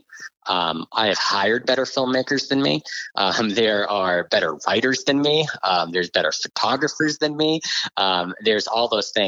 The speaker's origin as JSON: {"language": "English", "area": "just outside of Boston", "region": "Massachusetts", "country": "United States", "tie": "born or raised there", "said": "I grew up just outside of Boston"}